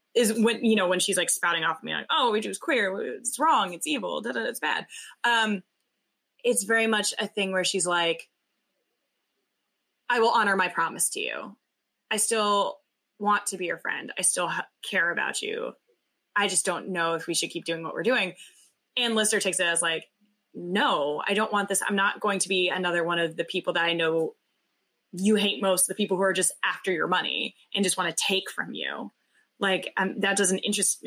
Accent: the South, United States; we grew up in the South in very Christian homes

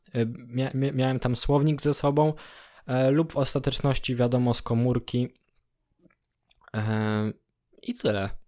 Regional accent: Poland; now in Germany; jestem z Polski

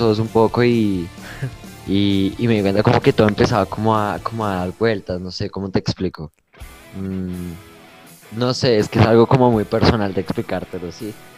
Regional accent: Bogotá, Colombia; tengo 19 años, vengo de la ciudad de Bogotá

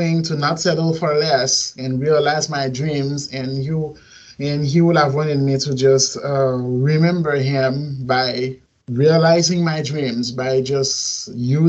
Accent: Port-au-Prince, Ouest, Haiti; also born or lived in Missouri; now in Miami, United States; I'm from Port-au-Prince, Haiti. And I've lived here in Miami for 10 years, and then I ended up moving to Missouri back in 2015

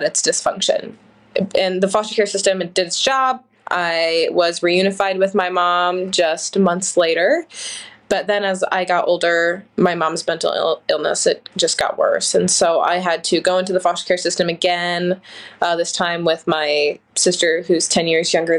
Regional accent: Ohio, United States; I grew up in Ohio

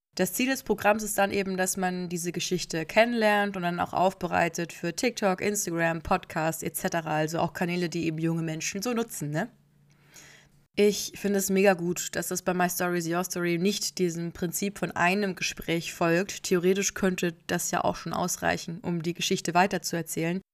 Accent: Germany; ich und wir als Deutsche

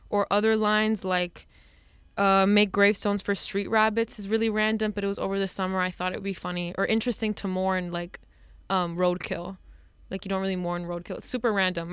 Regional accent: Hialeah, Florida, United States; moved away as an adult; now in New York, United States; I'm from Hialeah, Florida, so very, um, mo, like, mostly Cuban people live there. And as much as, like, I l, I'm also Cuban

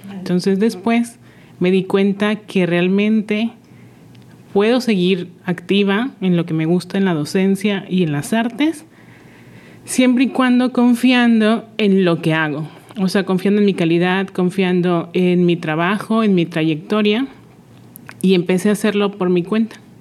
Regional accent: Monterrey, Nuevo León, Mexico; moved away as an adult; now in Mérida, Mexico; yo soy de Monterrey y al mudarme a una ciudad totalmente diferente

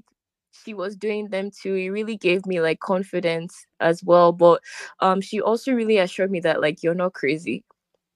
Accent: Nigeria; we're from Nigeria

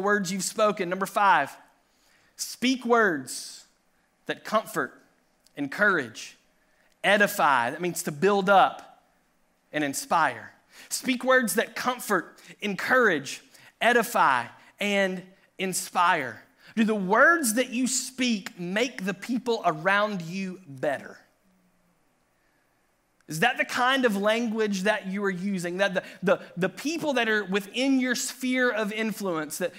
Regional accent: Tennessee, United States; I grew up in Tennessee

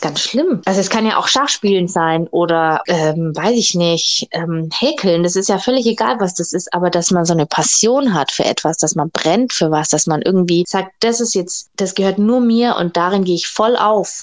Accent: Augsburg, Bavaria, Germany; now in Stuttgart, Germany; in meiner Heimatstadt Augsburg

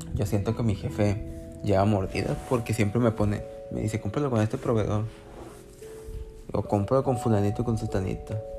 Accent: Culiacán, Sinaloa, Mexico; soy de Culiacán, Sinaloa, si no, si no sabían. México.

